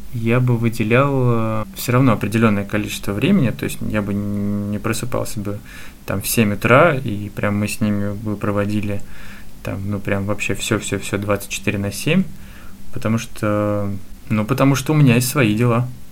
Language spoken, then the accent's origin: Russian; Voronezh, Voronezh Oblast, Russia; now in Moscow, Russia; я переехал в Москву из Воронежа